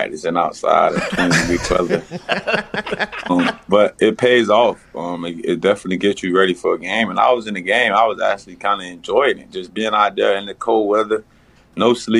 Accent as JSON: {"language": "English", "town": "Miami", "region": "Florida", "country": "United States", "moved": "yes", "said": "I'm from Miami"}